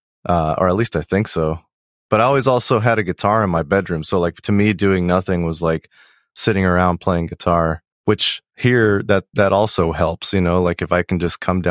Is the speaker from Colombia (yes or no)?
yes; Colombia; also born or lived in Cerritos, California, United States; But by the time I was 6 months old, my parents moved back to Colombia, where they're from.